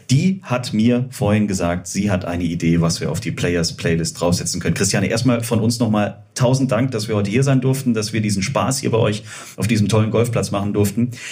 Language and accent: German; Stuttgart, Baden-Württemberg, Germany; Und auch ich muss als Stuttgarter sagen, es war schön in der Nähe von München.